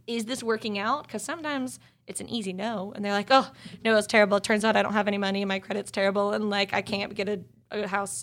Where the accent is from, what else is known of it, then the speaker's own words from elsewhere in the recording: East Cobb, Georgia, United States; also born or lived in Grant Park, Atlanta; now in Atlanta, United States; I'm from East Cobb, so I do a lot of business in the suburbs, too